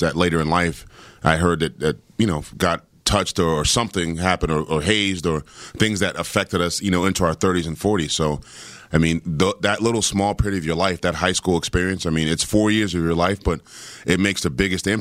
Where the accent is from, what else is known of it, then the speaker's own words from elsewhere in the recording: Washington, District of Columbia, United States; I grew up in Washington, D.C., during the crack era